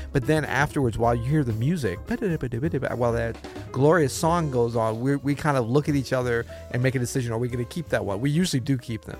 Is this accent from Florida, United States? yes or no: yes; Florida, United States; Florida, what you know about Florida? My home state